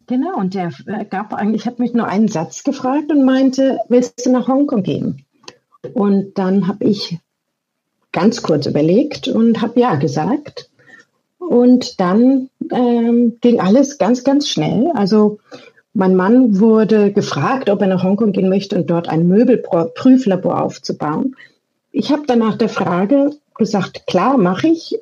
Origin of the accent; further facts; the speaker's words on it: Erlangen, Bavaria, Germany; moved away as an adult; now in Hong Kong; ich komme auch aus Erlangen